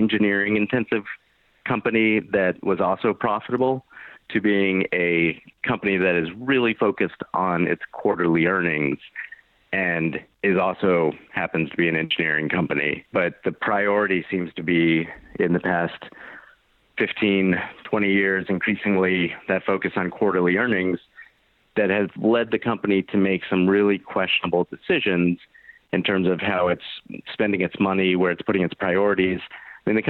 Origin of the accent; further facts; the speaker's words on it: outside Boston, Massachusetts, United States; I grew up outside Boston